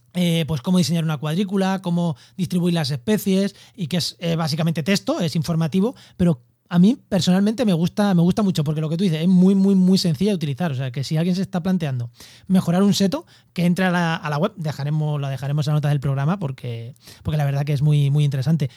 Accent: Castilla-La Mancha, Spain; now in Cádiz, Spain; yo soy manchego viviendo en Cádiz

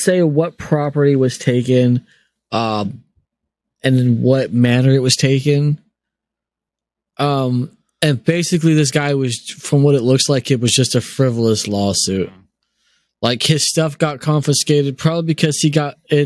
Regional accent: United States; I'm German by heritage, but I'm American by birth

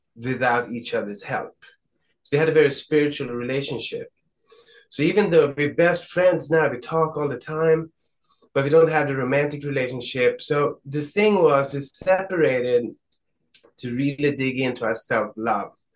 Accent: Stockholm, Stockholm County, Sweden; moved away as an adult; now in Los Angeles, United States; I'm in Los Angeles. I'm from Sweden, Stockholm, Sweden, but I live in LA since 25 years

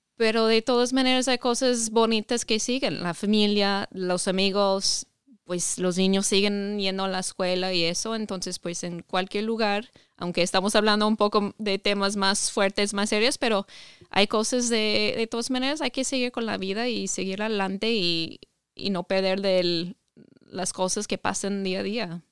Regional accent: Ohio, United States; Spanish is a second language; moved away as an adult; also born or lived in Mexico; Yo soy de Estados Unidos, crecí en Ohio, estado de, de Ohio

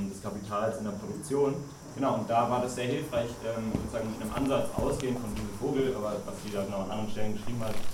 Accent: Leipzig, Saxony, Germany; ich komme aus Leipzig

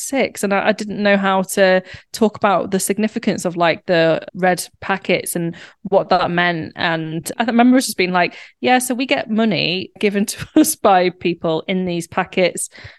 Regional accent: Warrington, North West England, United Kingdom; now in Manchester, United Kingdom; I grew up in Warrington, which is about 30 minutes from Manchester.

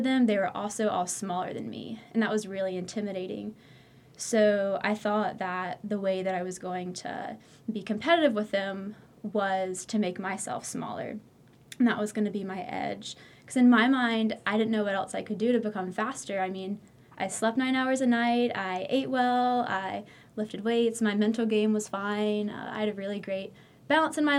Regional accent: Greensboro, North Carolina, United States; I'm from Greensboro, North Carolina, Tar Heel born and raised

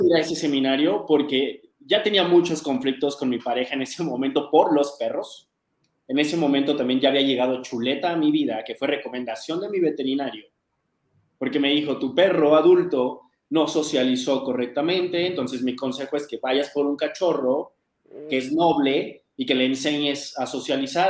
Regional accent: Mexico City, Mexico; also born or lived in United States; yo soy de la Ciudad de México, acá en México

